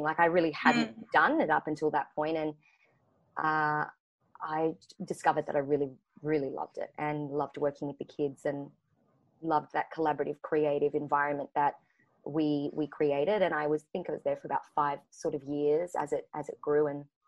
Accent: Brisbane, Queensland, Australia; now in Sydney, Australia; I'm currently in Sydney now, but I haven't um, I haven't always grown up in Sydney. So I'm from Brisbane, Queensland

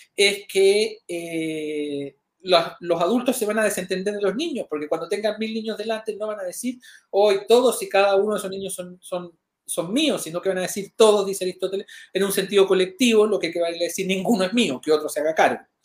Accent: Chile

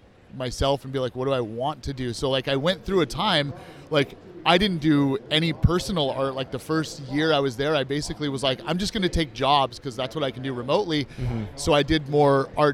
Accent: Bay Area, California, United States; moved away as an adult; now in Orlando, United States; I grew up in the Bay Area

